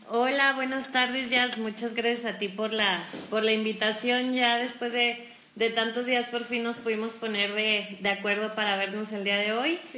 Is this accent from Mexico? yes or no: yes; Durango, Mexico; también soy duranguense.